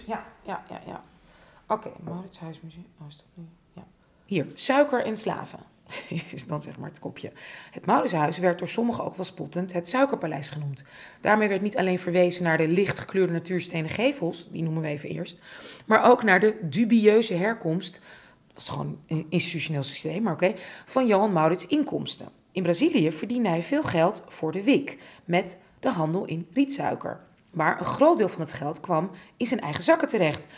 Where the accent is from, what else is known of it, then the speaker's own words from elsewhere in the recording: Amsterdam, North Holland, Netherlands; ik ben opgegroeid in Buitenveldert, ik zat op hockey